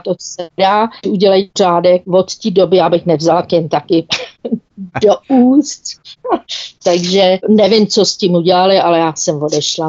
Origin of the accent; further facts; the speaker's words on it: Czechia; moved away as an adult; now in South Africa; já jsem byla ve městě, kde jsem teda jako č Čech byla úplně, úplně sama